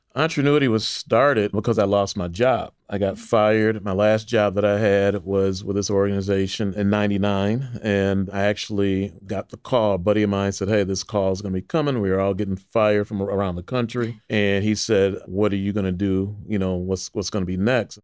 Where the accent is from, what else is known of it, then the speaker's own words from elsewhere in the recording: Waukegan, Illinois, United States; I grew up in Waukegan, Illinois, which is a suburb north of Chicago